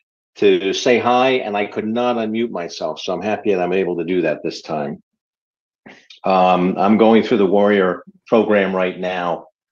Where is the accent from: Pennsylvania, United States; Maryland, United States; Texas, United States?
Maryland, United States; I'm from Maryland.